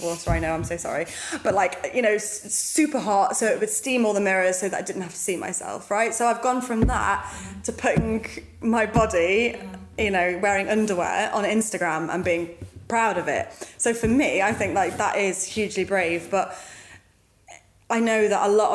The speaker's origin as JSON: {"language": "English", "country": "United Kingdom", "said": "who we are as British people"}